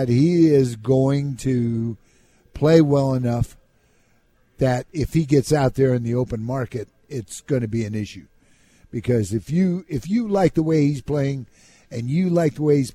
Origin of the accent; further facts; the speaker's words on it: California, United States; moved away; also born or lived in Minnesota; growing up in California